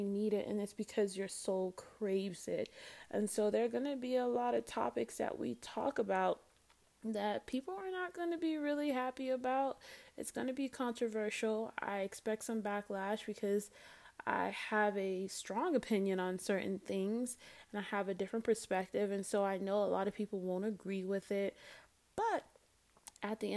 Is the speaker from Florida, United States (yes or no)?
yes; Fort Lauderdale, Florida, United States; I'm from Lauderdale